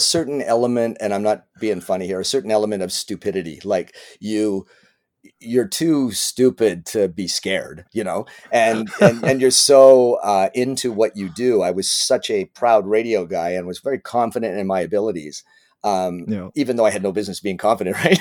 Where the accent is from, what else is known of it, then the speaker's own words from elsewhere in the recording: Winnipeg, Manitoba, Canada; moved away as an adult; also born or lived in Richmond, British Columbia; now in Toronto, Canada; I was raised in Winnipeg for I think I left when I was 18, just turned 19